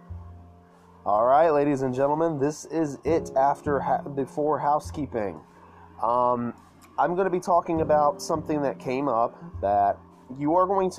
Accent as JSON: {"language": "English", "town": "Yazoo City", "region": "Mississippi", "country": "United States", "tie": "born or raised there", "also_born_or_lived": "Lyman, Mississippi", "said": "growing up in Yazoo City, Mississippi"}